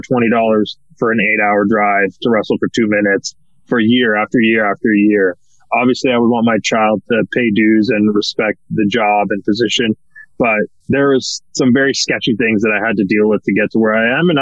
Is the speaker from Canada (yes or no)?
yes; Canada